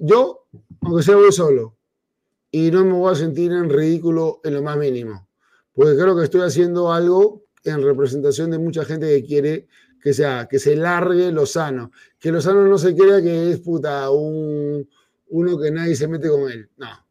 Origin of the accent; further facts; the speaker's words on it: Peru; como peruano